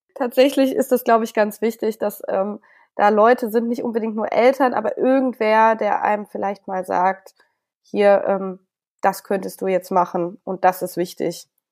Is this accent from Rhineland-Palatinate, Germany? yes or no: no; Hameln, Lower Saxony, Germany; moved away as an adult; also born or lived in Bad Münder / Bonn; now in Berlin, Germany; ich bin ja in Hameln aufgewachsen